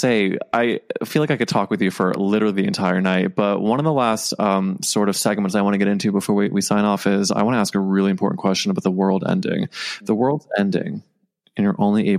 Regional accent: Midwest, United States; now in New York, United States; I grew up in like the middle of the country

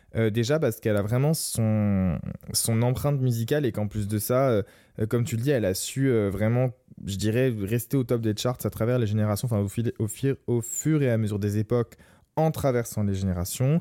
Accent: Lorraine, Grand Est, France; chez moi en Lorraine quand j'étais adolescent

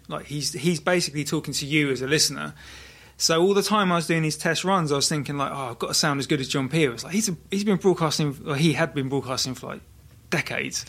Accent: Brighton, South East England, United Kingdom; now in Margate, United Kingdom; I was born in Brighton

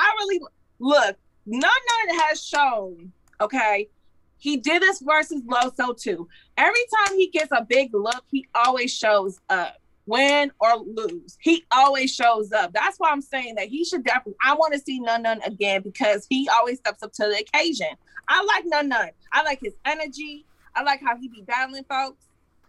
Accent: Carolina, United States; Carolina. Good. I'm from Carolina.

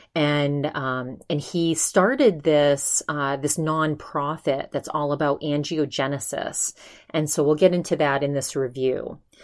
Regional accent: Maine, United States; also born or lived in California; now in Arizona, United States; I'm from Maine. We get the best seafood in the world in Maine

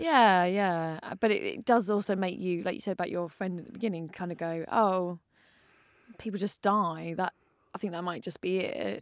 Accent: London, United Kingdom; I grew up in North London, and my mum is originally from East London, so I'm quite Londony.

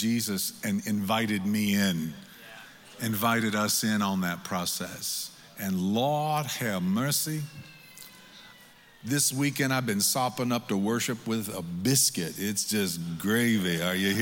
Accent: Michigan, United States; now in Missouri, United States; I come from Michigan, where it's so cold it takes you an hour to preach what you could have said in 30 minutes. I've lived in Missouri now for 17 years

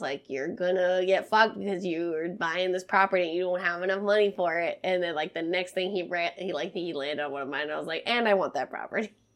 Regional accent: Montana, United States; moved away; the last day we were in my hometown

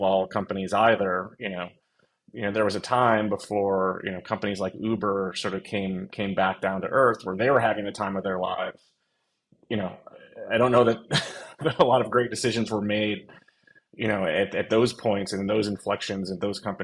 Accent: outside of Buffalo, New York, United States; I was born in December, outside of Buffalo, New York.

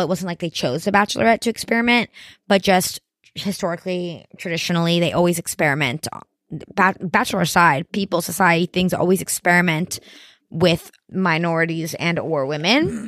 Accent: Miami, Florida, United States; I'm from Miami

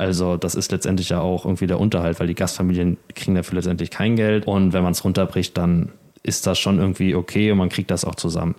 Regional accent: Germany; moved away as an adult; now in Spain; als Deutscher

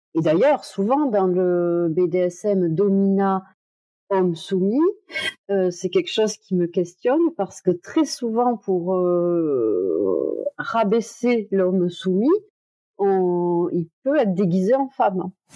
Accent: Toulouse, Occitania, France; je suis de Toulouse

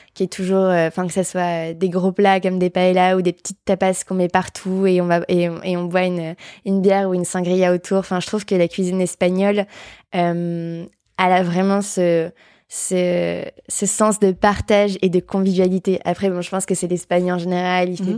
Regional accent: Bourbourg, Hauts-de-France, France; moved away as an adult; now in Paris, France; je suis restée au même endroit de mes 0 à mes 18 ans, je pense. donc je viens de Bourbourg

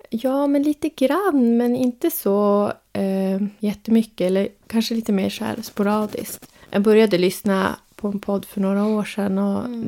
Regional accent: Sweden; jag är uppvuxen och född i Sverige

